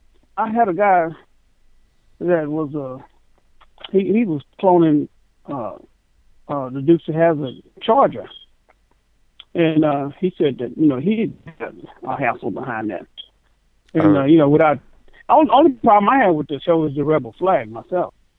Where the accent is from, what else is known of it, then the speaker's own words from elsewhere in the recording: the South, United States; I'm from the South